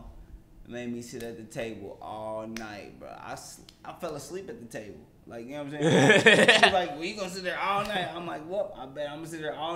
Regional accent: Louisville, Kentucky, United States; also born or lived in Cincinnati; Born and raised in Louisville.

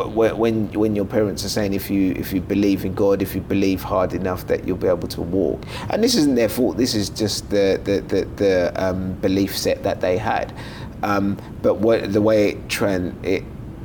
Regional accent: London, United Kingdom; also born or lived in Lagos, Nigeria; growing up in East London

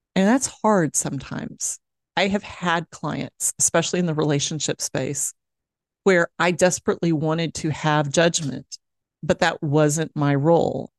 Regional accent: Dallas, Texas, United States; moved away; my hometown uh, of Dallas, Texas

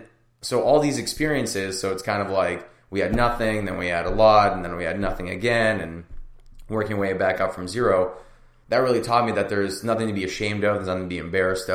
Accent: United States; also born or lived in Russia; when we came to America, I immigrated from Russia when I was 3

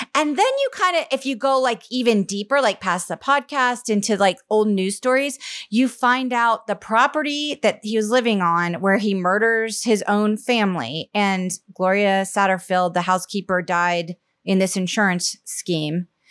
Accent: Charleston, South Carolina, United States; moved away; I grew up mostly in South Carolina, in Charleston, South Carolina

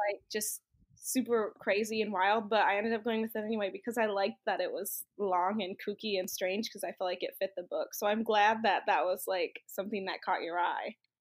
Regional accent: Michigan, United States; I am from Michigan, grew up in Michigan

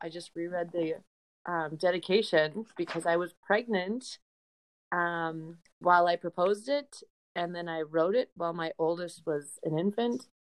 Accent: Upper Peninsula of Michigan, United States; also born or lived in Indiana / Chicago, Illinois; now in Wisconsin, United States; we live in Wisconsin. I'm originally from the Upper Peninsula of Michigan, a very small town there

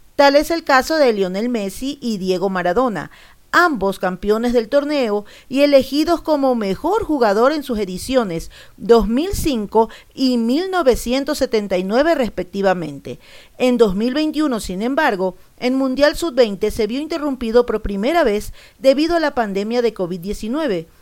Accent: Ecuador; Yo soy ecuatoriano

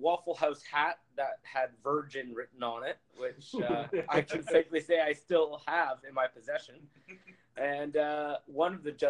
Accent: Ottawa, Ontario, Canada; also born or lived in London; now in Little Rock, United States; I'm from Ottawa, Canada.

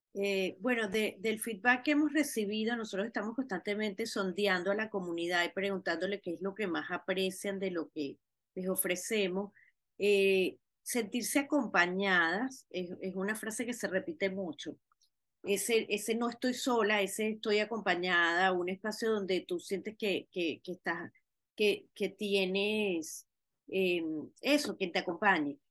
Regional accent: Venezuela; now in Miami, United States; como diáspora venezolana que somos

